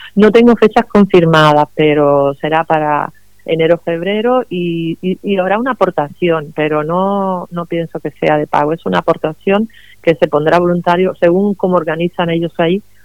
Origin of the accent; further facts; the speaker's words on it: Cuba; also born or lived in Madrid, Spain; now in Los Alcázares, Spain; yo nací en Cuba, pero hace muchos años que vivo en España, primero en Madrid, que donde llevaba viviendo 20 años, y luego ahora aquí en este pueblo, en Los Alcázares